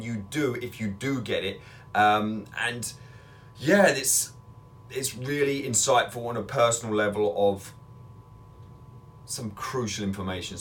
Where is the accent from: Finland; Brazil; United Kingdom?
United Kingdom; England; now in Northern Michigan, United States; I'm in Northern Michigan now, but I'm originally from England